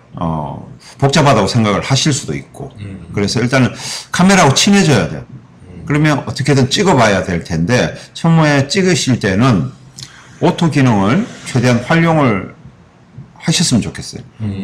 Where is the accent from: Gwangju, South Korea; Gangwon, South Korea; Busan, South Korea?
Busan, South Korea; moved away; 저는 고향이 부산이라